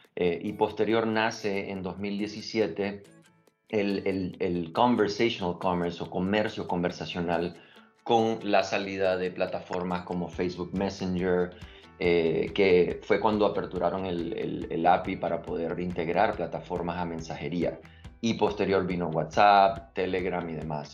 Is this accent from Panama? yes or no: yes; Panama; also born or lived in Nicaragua; Yo soy nicaragüense, crecí en Panamá